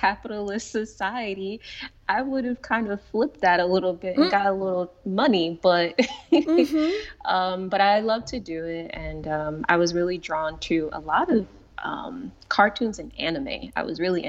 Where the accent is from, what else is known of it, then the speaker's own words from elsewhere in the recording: Paterson, New Jersey, United States; I grew up in Paterson, New Jersey